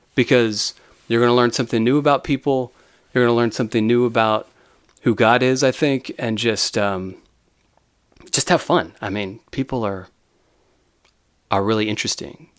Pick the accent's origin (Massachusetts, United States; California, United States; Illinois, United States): California, United States; San Diego; also born or lived in Dallas, Texas; when I was seven, I moved to Southern California